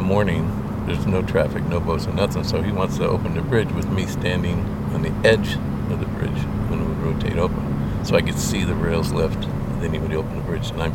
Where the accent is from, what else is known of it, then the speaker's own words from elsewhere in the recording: Fremont, California, United States; growing up in Fremont. Born in Fremont in 51.